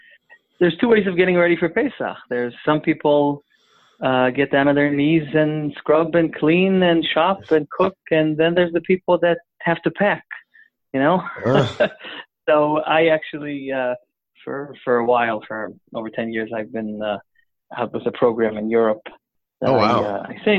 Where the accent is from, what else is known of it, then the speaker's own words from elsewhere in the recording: Jerusalem, Jerusalem District, Israel; first language English; I was born and raised and grew up in Yerushalayim in a neighborhood called Neve Yaakov